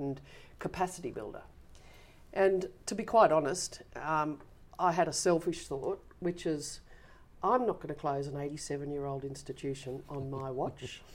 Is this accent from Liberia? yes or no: no; Sydney, New South Wales, Australia; I was actually born in Manly